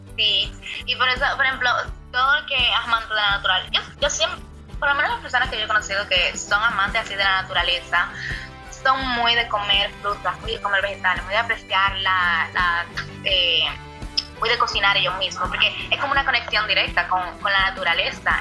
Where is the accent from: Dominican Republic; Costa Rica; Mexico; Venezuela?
Dominican Republic; yo soy dominicana